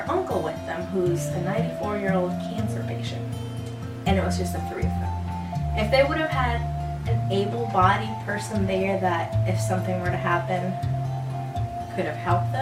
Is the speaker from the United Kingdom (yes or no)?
no; Puerto Rico; moved away; I am from Puerto Rico. So my whole family's living over there.